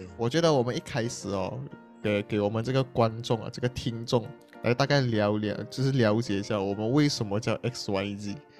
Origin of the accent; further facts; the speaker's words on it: Johor, Malaysia; also born or lived in Butterworth, Penang (family hometown); now in Singapore; 我就是在这个城市这边的，然后当然是柔佛的城市啊，不是在K L的城市